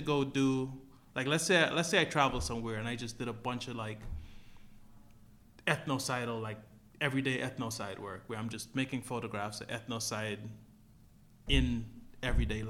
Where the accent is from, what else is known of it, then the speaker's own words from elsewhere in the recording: Guyana; where I'm from Guyana